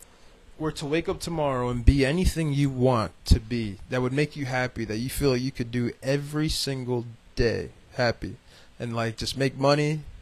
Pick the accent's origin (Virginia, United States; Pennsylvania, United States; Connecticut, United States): Connecticut, United States; Danbury; growing up in Danbury